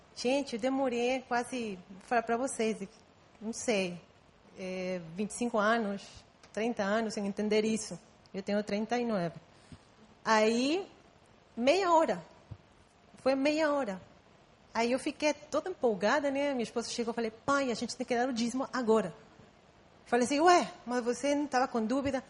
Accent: Guatemala; first language Spanish; Portuguese is a second language; moved away as an adult; now in Brazil; Eu nasci em Guatemala. Então, eu falo espanhol, só que eu tenho já 10 anos morando aqui.

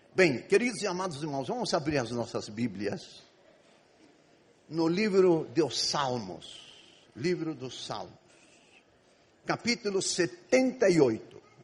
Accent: Egypt; Portuguese is a second language; moved away as an adult; now in Brazil; Eu nasci e fui criado no Egito. Vivi no Egito 18 anos.

